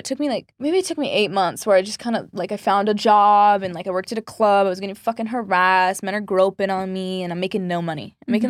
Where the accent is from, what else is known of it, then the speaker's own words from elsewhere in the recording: San Diego, California, United States; No, I'm from San Diego. So I grew up like 15 minutes from the border.